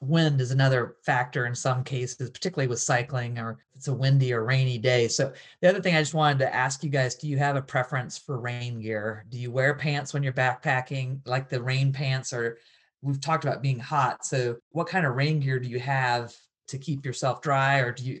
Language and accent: English; the South, United States; First, that you could sweat in snow, which was absolutely absurd to me as a Southerner.